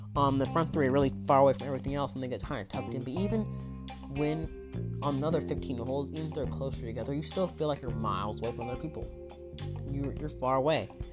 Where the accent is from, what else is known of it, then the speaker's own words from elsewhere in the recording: Bay Area, California, United States; I'm from the Bay Area